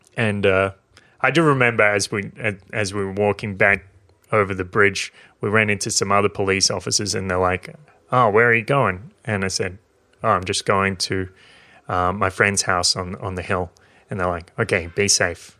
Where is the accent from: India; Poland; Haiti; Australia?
Australia; New South Wales; this is in my hometown, in a regional town in New South Wales, in Australia